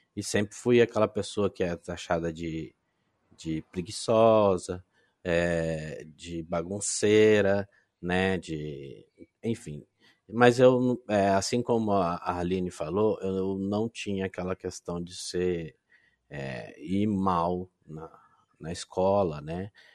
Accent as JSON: {"language": "Portuguese", "town": "Londrina", "region": "Paraná", "country": "Brazil", "said": "Eu sou de Londrina, Paraná, uma cidadezinha do norte do Paraná"}